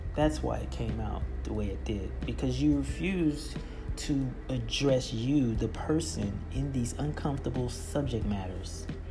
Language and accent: English; South Florida, United States; I'm from South Florida